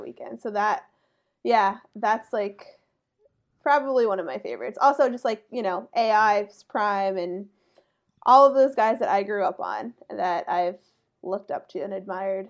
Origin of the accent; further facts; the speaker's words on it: about an hour north of Philadelphia, Pennsylvania, United States; I'm from about an hour north of Philly